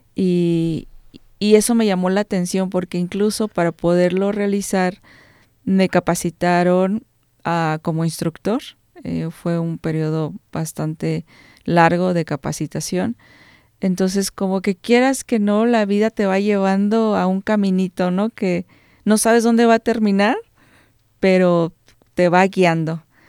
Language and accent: Spanish; Cortázar, Guanajuato, Mexico; Soy originaria de Cortázar.